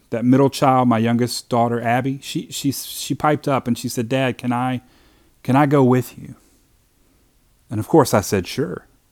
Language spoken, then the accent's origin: English; Hopkinsville, Kentucky, United States; I grew up in Hopkinsville, Kentucky